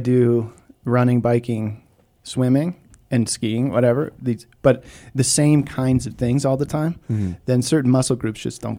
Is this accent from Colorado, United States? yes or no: yes; Copper Mountain, Colorado, United States; I grew up on Copper Mountain.